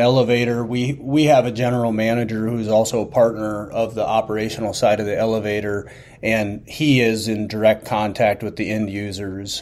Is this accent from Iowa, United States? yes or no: yes; Northeast Iowa, United States; I'm from Northeast Iowa